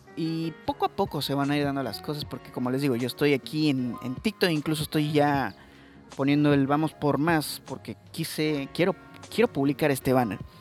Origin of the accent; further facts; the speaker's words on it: Mexico; yo soy mexicano